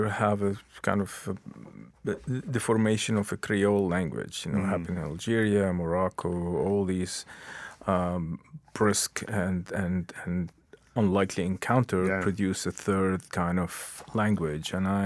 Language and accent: English; Lebanon; first language Arabic; English is a second language; moved away as an adult; also born or lived in New York / Canada